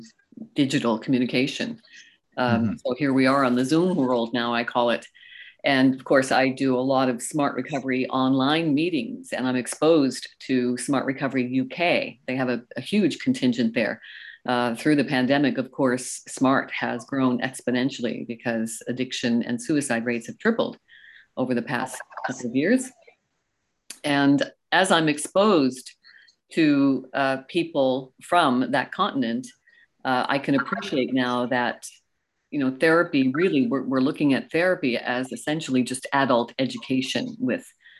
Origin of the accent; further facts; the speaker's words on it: Canada; also born or lived in United Kingdom; when I first arrived there as a Canadian